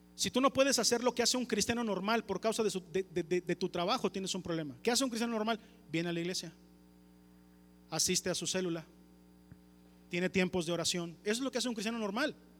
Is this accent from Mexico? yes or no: yes; Mexico